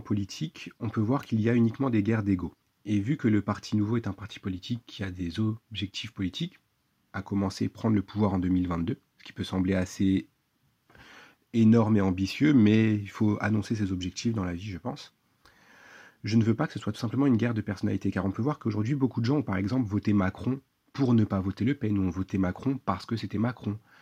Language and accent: French; France; je suis un simple citoyen français